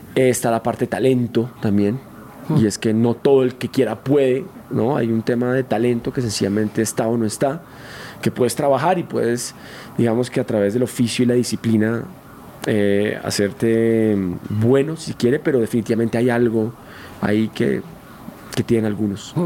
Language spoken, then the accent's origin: Spanish; Colombia; moved away; estaba en mi país, con mis amigos